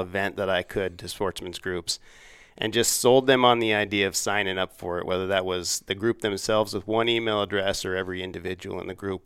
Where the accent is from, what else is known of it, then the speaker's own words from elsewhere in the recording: Laramie, Wyoming, United States; moved away as an adult; also born or lived in Washington, D.C.; I'm, I'm from Laramie